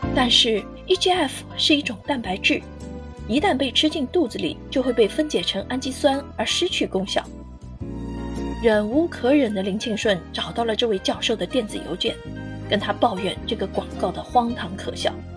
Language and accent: Chinese; China; 我们中国人